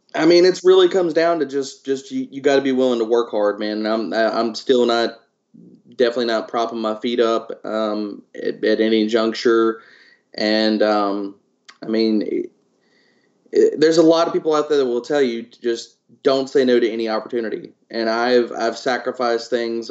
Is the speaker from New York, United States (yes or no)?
no; Louisiana, United States; now in Texas, United States; I'm originally from Louisiana.